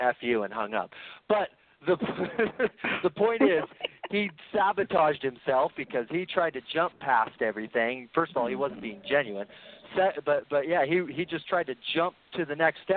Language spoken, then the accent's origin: English; California, United States; now in Utah, United States; I grew up in California riding a wakeboard